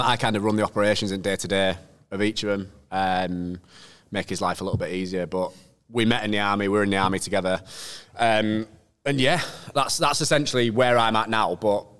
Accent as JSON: {"language": "English", "region": "Yorkshire and the Humber", "country": "United Kingdom", "tie": "born or raised there", "said": "I was brought up in Yorkshire as well"}